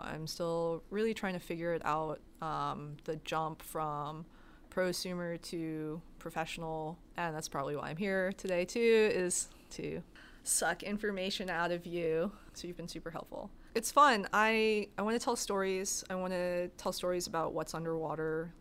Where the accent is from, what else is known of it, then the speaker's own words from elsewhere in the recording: New York City, New York, United States; growing up in New York City, I think I spent most of my time in Central Park or the bookstore, like Barnes and Noble